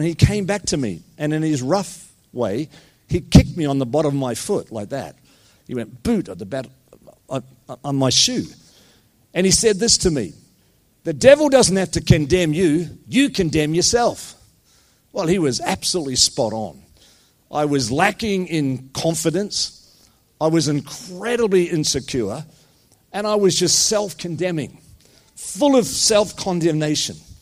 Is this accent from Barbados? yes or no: no; New Zealand; moved away as an adult; also born or lived in New York City, United States / Scotland; now in Blue Mountains, Australia; in a little church in New Zealand where my parents pioneered a church. I'm a Kiwi